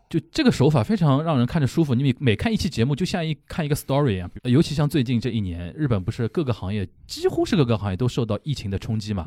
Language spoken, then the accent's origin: Chinese; Shanghai, China; 我们上海人